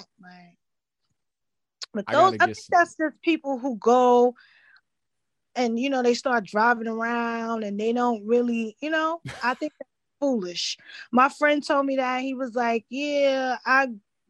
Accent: New York, United States; I'm just from New York. I'm lived across the street from the beach, raised.

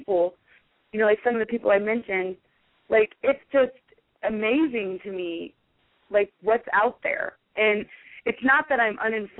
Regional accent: Omaha, Nebraska, United States; being from Omaha

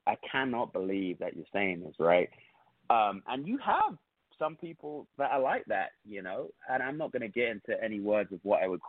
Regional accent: London, United Kingdom; now in United States; I'm from London

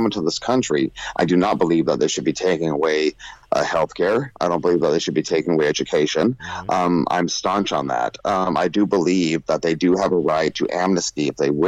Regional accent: California, United States; I'm a proud California boy

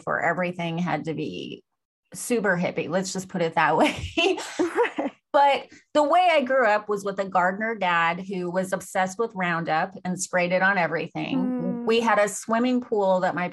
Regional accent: United States; this is how we grew up in America, especially in the 80s

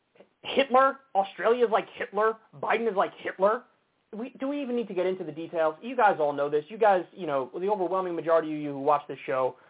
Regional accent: United States; as an American

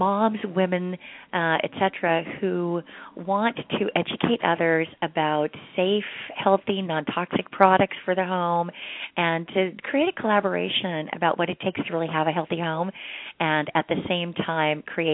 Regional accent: Utah, United States; I grew up in Utah

